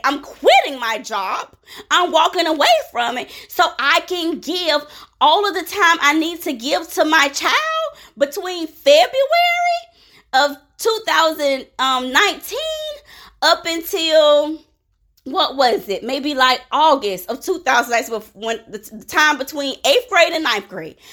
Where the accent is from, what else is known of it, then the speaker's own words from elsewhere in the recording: Jacksonville, Florida, United States; when I was growing up in Jacksonville, Florida, we did not have gangs